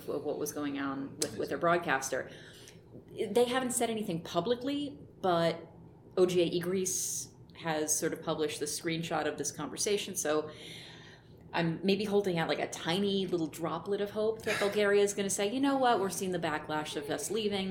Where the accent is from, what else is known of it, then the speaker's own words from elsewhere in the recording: the Wirral, North West England, United Kingdom; we're from the Wirral